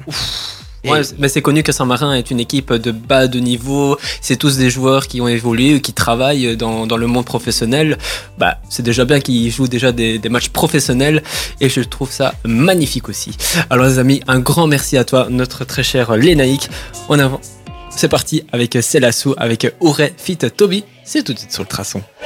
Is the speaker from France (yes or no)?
no; Italy; je suis italien